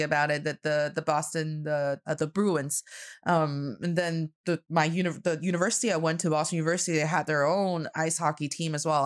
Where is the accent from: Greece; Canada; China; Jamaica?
China; Northeast China; now in Beijing, China; I am proudly representing the cold Northeast part of China